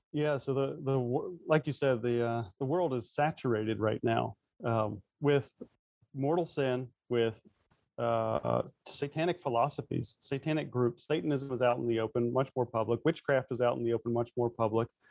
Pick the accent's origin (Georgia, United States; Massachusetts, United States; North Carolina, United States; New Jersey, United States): North Carolina, United States; growing up in the South in the um, North Carolina, it's very much the Bible Belt.